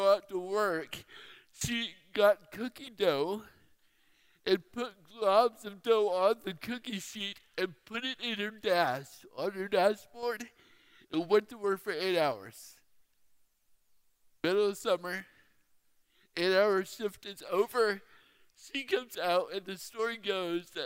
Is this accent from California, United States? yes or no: yes; Fairfield, California, United States; now in Phoenix, United States; I grew up in Fairfield. But now I live in Phoenix